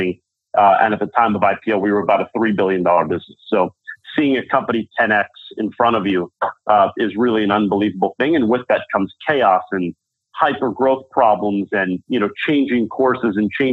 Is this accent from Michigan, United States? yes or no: no; New York City, New York, United States; moved away as an adult; now in San Francisco, United States; I'm a New Yorker at heart